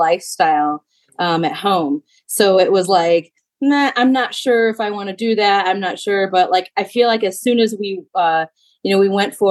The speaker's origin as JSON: {"language": "English", "region": "Illinois", "country": "United States", "moved": "yes", "said": "I'm from Illinois originally."}